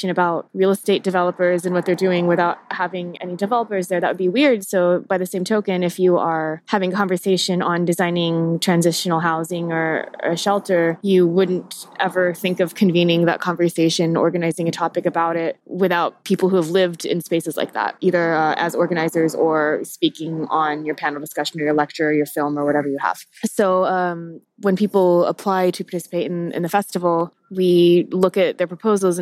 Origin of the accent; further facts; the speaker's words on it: Tacoma, Washington, United States; also born or lived in New York / New Haven, Connecticut; now in Seattle, United States; I'm actually not from Seattle properly. I'm from Tacoma, Washington